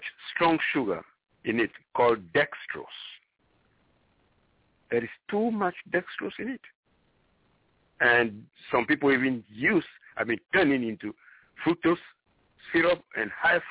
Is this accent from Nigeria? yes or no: no; Ghana; moved away; I am originally from Ghana, West Africa, and corn is the is a staple food